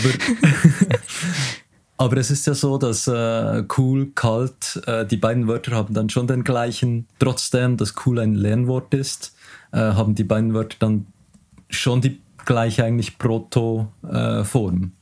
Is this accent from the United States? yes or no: no; Switzerland; accent: strong Swiss dialect; mein starker Schweizer Dialekt